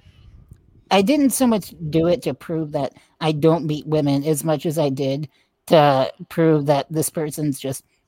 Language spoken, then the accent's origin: English; United States; Although I do like to take pride in my Mexican heritage, I am American as it gets.